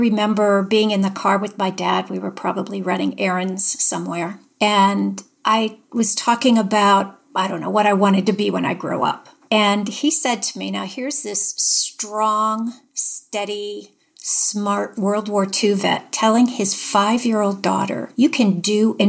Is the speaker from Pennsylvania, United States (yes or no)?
yes; Erie, Pennsylvania, United States; moved away as an adult; I grew up in Erie, Pennsylvania